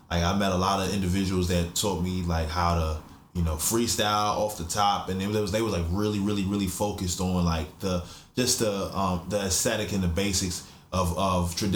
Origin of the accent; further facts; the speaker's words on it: California, United States; also born or lived in Fort Riley, Kansas; now in Baltimore, United States; uh, I grew up in uh, Fort Fort Riley, Kansas, um, Fort Irwin, California. Um, yeah, just as a military brat, I was born in Baltimore, and then as soon as I was born, like my parents just got me and my brother right up out of here, man.